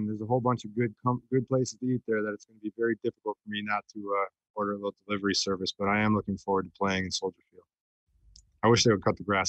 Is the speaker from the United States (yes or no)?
yes; Chicago, Illinois, United States; I grew up playing hockey in the Chicago area, in the northern suburbs, you know, Winnetka, Naperville, Rockford. I played hockey all over Chicago, so.